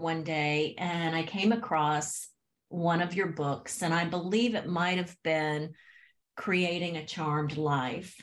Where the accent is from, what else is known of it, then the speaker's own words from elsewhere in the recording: Haines City, Florida, United States; I grew up in Central Florida in a small town called Haines City